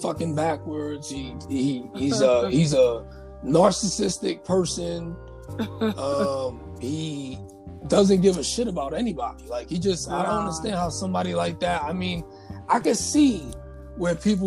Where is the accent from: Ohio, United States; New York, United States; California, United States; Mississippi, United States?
New York, United States; New York City; moved away as an adult; now in Virginia, United States; I'm a U.S. citizen. I was born in Brooklyn